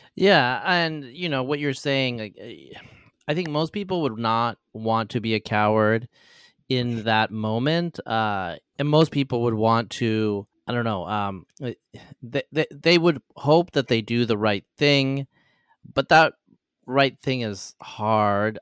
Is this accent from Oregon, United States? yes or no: yes; Oregon, United States; I'm actually from the Pacific Northwest too. I'm from Oregon